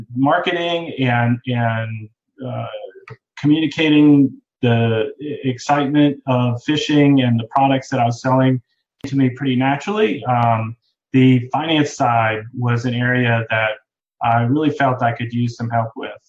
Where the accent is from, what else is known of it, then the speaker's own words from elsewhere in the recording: Boston, Massachusetts, United States; moved away as an adult; now in North Carolina, United States; I'm originally from Boston, Massachusetts. That's where I was born and went to high school.